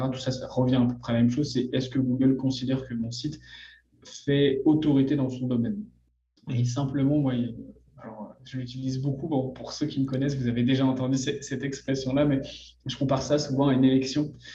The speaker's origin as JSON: {"language": "French", "country": "France", "accent": "French", "moved": "yes", "lives_now": "Montreal, Canada", "said": "Je suis français"}